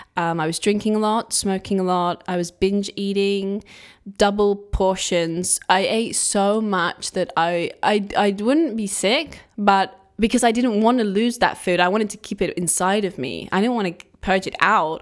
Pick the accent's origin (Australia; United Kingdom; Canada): United Kingdom; England; I'm from England